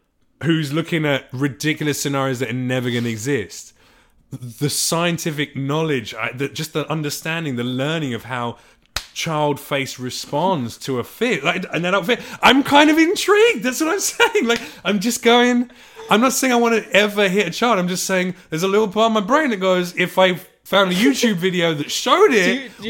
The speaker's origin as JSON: {"language": "English", "country": "United Kingdom", "said": "No, I'm British. We learn all that stuff."}